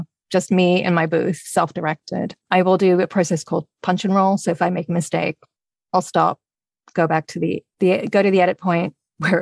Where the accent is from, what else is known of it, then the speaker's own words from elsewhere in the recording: England, United Kingdom; me being English too